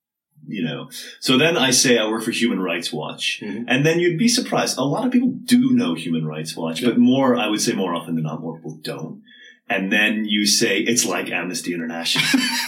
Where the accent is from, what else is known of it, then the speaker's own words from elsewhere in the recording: Massachusetts, United States; accent: Southern New England; but my accent is Southern New England, sort of greater Boston area, I'd say.